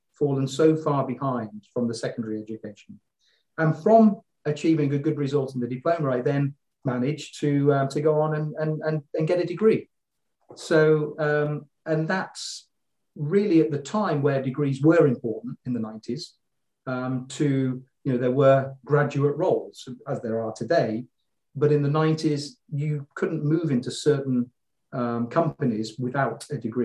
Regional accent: Leamington Spa, West Midlands, United Kingdom; moved away as an adult; now in Luxembourg; I'm a Midlander. I was born in Leamington Spa.

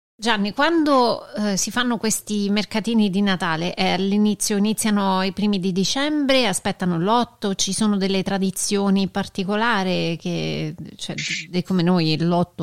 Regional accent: United States; da noi negli Stati Uniti

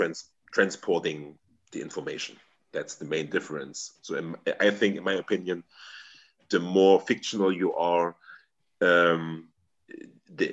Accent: Germany; first language German; English is a second language; here in my hometown

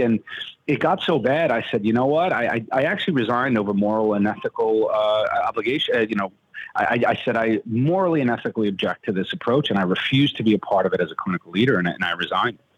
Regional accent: New York, United States; moved away; also born or lived in Wisconsin; I'm from New York. I'm trained in New York

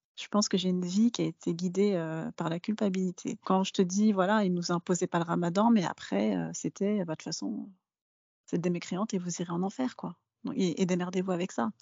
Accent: France; je suis française de naissance, je suis née en France.

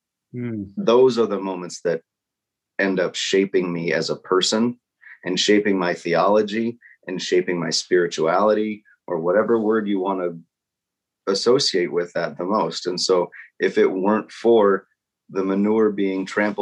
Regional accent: Nebraska, United States; I grew up in Nebraska

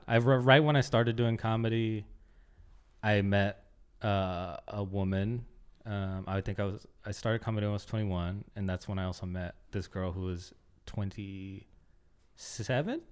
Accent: Oakland, California, United States; moved away as an adult; also born or lived in Concord, California; now in Los Angeles, United States; I grew up in Oakland and then moved to Concord, and that's where I spent, like, my teenage years

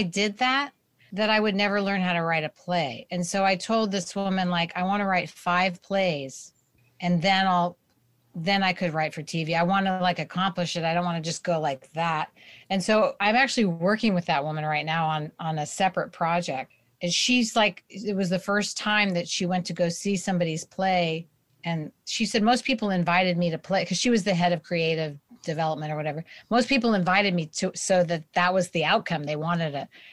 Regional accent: Berkeley, California, United States; moved away as an adult; also born or lived in Santa Cruz, California / New York; I grew up in Santa Cruz in Berkeley, so Northern California

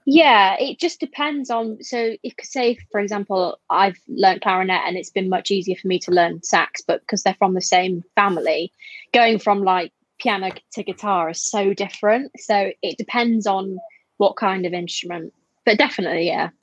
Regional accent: Harrogate, Yorkshire and the Humber, United Kingdom; I currently live in Harrogate in North Yorkshire, which I moved there when I was about seven

